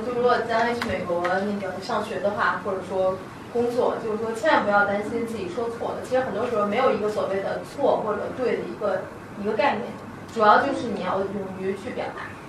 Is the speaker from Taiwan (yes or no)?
no; China; 因为我觉得很多时候我们中国人观点就是我们得内敛，我们不能凸显自己